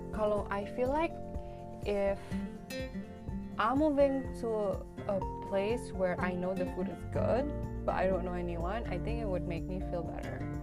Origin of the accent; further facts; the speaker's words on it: Indonesia; now in Canada; kita orang Indo